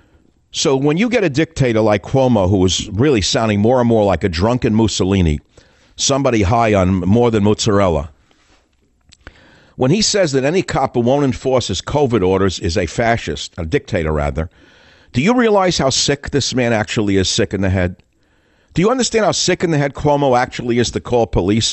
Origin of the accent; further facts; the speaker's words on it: United States; I'm an American.